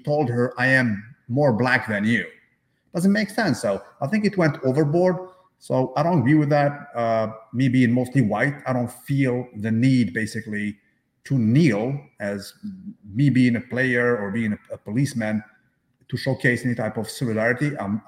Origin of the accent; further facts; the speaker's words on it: Canada; I'll talk to you as a Canadian, because most of my life is here, actually.